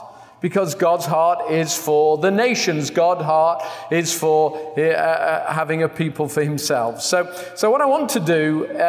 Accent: England, United Kingdom; I'm from England

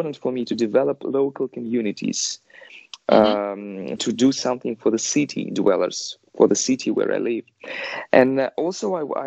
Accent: Kazan, Tatarstan, Russia; moved away as an adult; now in Moscow, Russia; I'm originally not Moscovite, I'm from Kazan

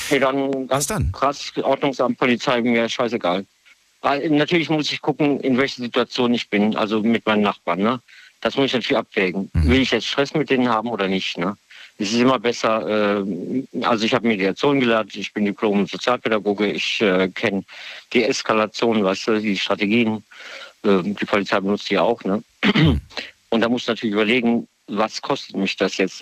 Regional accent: Mannheim, Baden-Württemberg, Germany; moved away as an adult; also born or lived in Weinheim / Viernheim; now in Trier, Germany; ich komme aus der Kurpfalz, 35 Jahre Mannheim, Gilberg, Fürnheim, Weinheim

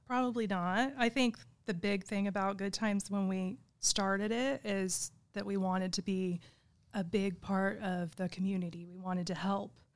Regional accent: Igo, California, United States; I grew up in Igo

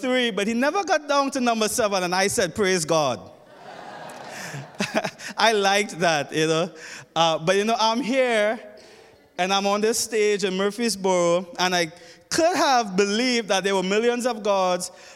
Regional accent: Trinidad & Tobago

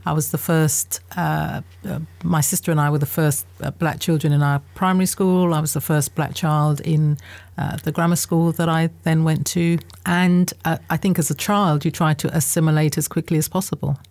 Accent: Southeast London / Kent borders, South East England, United Kingdom; born or raised there; also born or lived in Guyana / United States

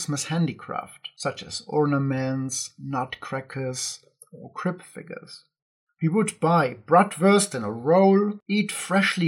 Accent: Ingolstadt, Bavaria, Germany; moved away; my hometown Ingolstadt

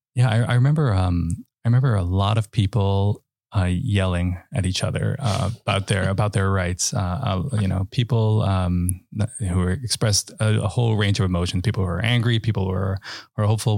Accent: New York City, New York, United States; also born or lived in Westchester; I grew up in the Bronx and, uh, and in Westchester

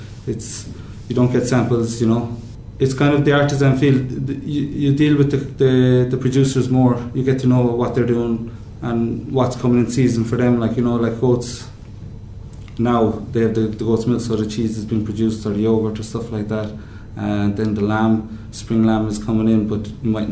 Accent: Cobh, Munster, Ireland; also born or lived in France / Maine, United States; I'm from Cork, Cove, by the sea, the fish

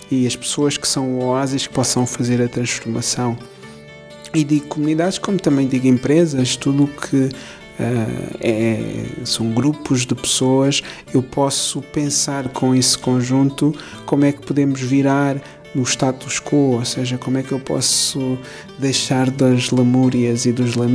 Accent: Cape Verde; also born or lived in Angola / Lisbon; Nasci em Angola, mas depois Cabo antes. cresci em Cabo Verde, também estudei em Lisboa

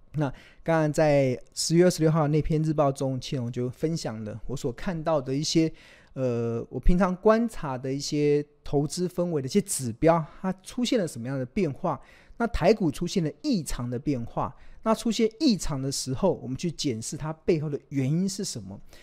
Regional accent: Taiwan; 身为台湾人

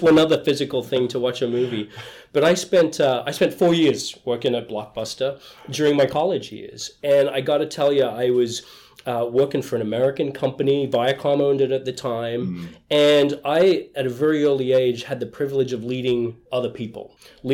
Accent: Cairns, Queensland, Australia; accent: Australian; now in Boston, United States; this is an Australian accent. Uh-huh. I grew up in the north of Australia, a little place called Cairns

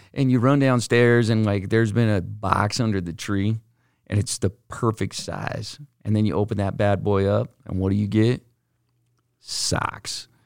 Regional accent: Utah, United States; we're from Utah

